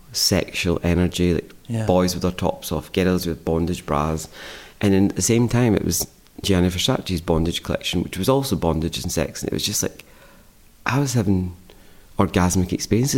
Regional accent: Scotland, United Kingdom; moved away; growing up in Scotland

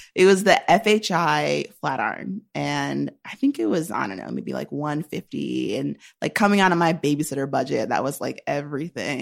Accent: Shaker Heights, Ohio, United States; moved away as an adult; now in New York, United States; I'm from Shaker Heights, Ohio

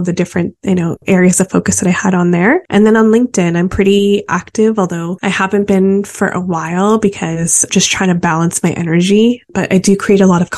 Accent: Calgary, Alberta, Canada; moved away as an adult; also born or lived in Vancouver; growing up in Calgary

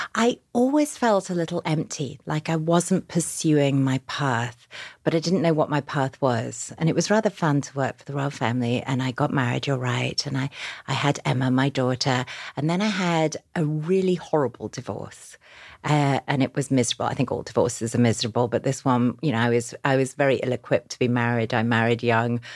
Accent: Yorkshire and the Humber, United Kingdom; now in New York, United States; I grew up, uh, in a small town in Yorkshire in England

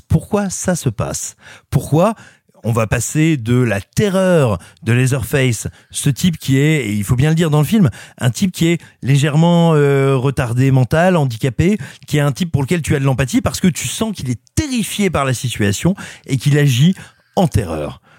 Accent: France; also born or lived in Auvergne / Burgundy; je suis né en Auvergne, et j'ai grandi entre l'Auvergne et la Bourgogne

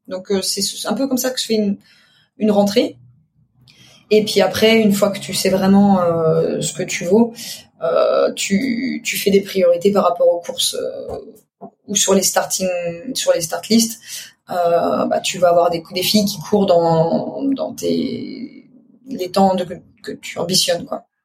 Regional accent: eastern France, France; also born or lived in Paris; now in Spain; je viens de l'est de la France

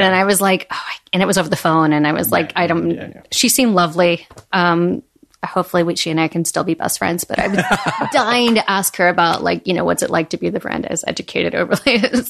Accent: Little Rock, Arkansas, United States; moved away as an adult; also born or lived in Columbia, Missouri; I graduated high school in Little Rock, Arkansas.

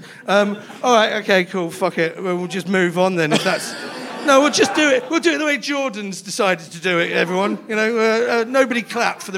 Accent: London, United Kingdom; I'm from London as well.

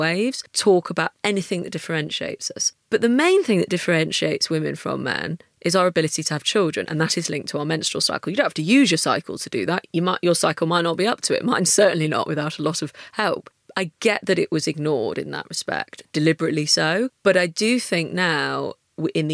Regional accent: United Kingdom; being British

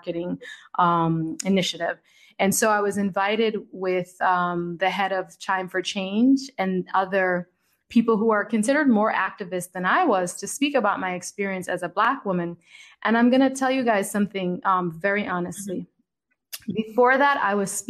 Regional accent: Jamaica; moved away; also born or lived in United States / Italy; I'm a Jamaican girl who's lived in the United States, who's lived in Italy

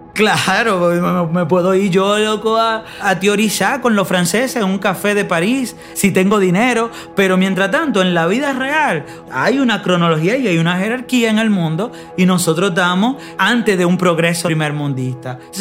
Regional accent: Dominican Republic; moved away; me fui muy temprano de la República Dominicana

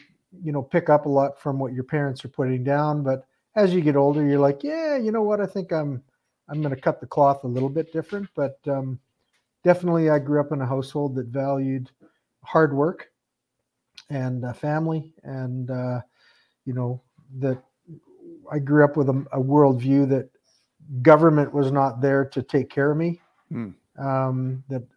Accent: Peachland, British Columbia, Canada; I grew up in Peachland.

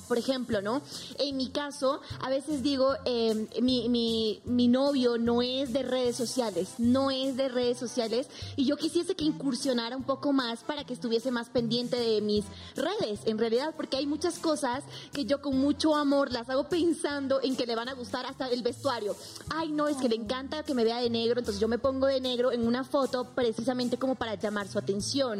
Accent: Bolivia; now in Mexico; vengo de un país en el que soy la primera boliviana en ser presentadora de Televisa

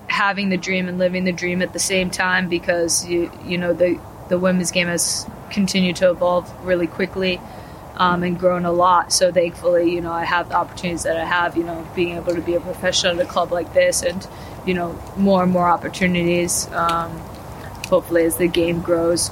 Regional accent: United States; moved away as an adult; now in London, United Kingdom; as an American

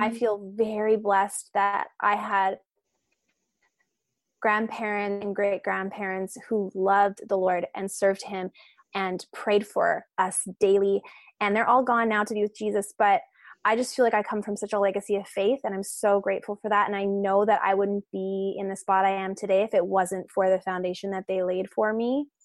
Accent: Canada; I am from Canada.

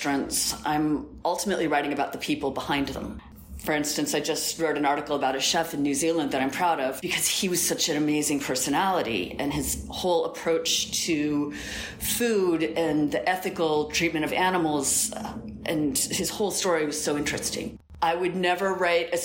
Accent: Albuquerque, New Mexico, United States; moved away as an adult; also born or lived in New York; now in Lisbon, Portugal; I'm originally from Albuquerque, New Mexico

